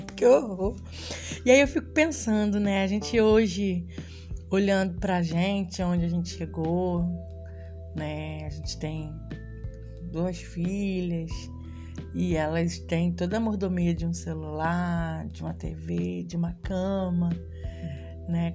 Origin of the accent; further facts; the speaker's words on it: Rio de Janeiro, Brazil; now in Espírito Santo, Brazil; Fui nascida e criada na comunidade de Três Pontes, no Rio de Janeiro, na Zona Oeste